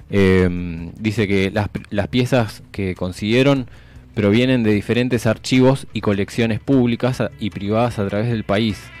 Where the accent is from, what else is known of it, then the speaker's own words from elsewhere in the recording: Argentina; una muestra que contiene una gran parte de la historia que nos pertenece, o sea, que nos identifica como argentinos.